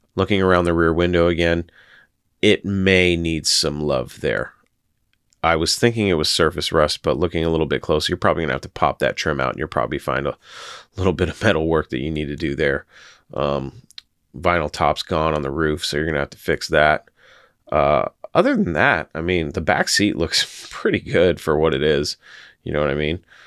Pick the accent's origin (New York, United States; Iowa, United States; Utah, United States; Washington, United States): Washington, United States; my home state of Washington